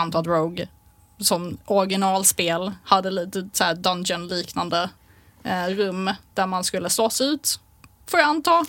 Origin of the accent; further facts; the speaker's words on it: Malmö, Skåne, Sweden; i Malmö hela mitt liv